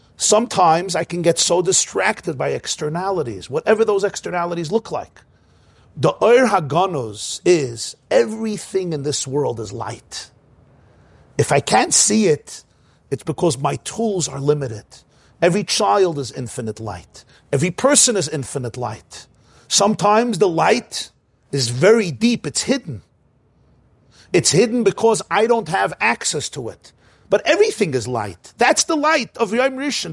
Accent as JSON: {"language": "English", "town": "New York City", "region": "New York", "country": "United States", "tie": "born or raised there", "said": "I grew up in Crown Heights"}